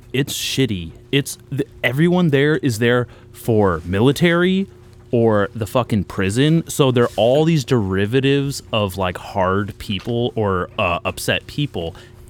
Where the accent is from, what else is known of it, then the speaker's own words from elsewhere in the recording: Nipomo, California, United States; also born or lived in Lompoc, California; because we're both transplants, even though I was born there, but I grew up in Napomo.